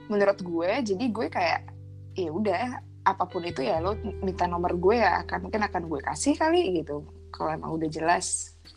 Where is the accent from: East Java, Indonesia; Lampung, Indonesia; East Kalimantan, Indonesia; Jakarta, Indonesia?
Jakarta, Indonesia; moved away; also born or lived in France; Gue dari Jakarta